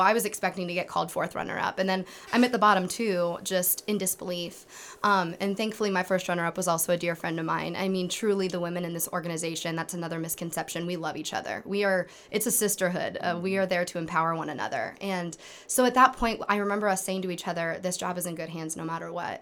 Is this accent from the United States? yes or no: yes; Kendallville, Indiana, United States; I come from Kendaville, Indiana, which is not far from Angola